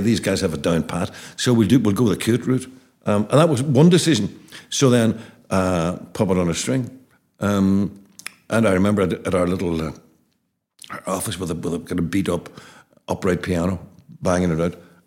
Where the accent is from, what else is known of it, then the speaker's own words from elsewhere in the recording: Derry, Northern Ireland, United Kingdom; our terrace house in Abercorn Terrace